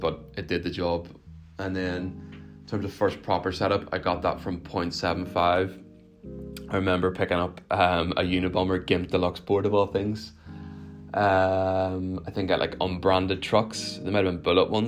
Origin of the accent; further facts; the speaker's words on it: Belfast, Northern Ireland, United Kingdom; I'm from Belfast.